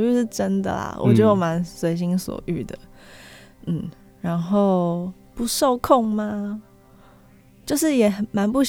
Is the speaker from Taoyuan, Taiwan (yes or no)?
no; Taipei, Taiwan; 哦，我是台北人，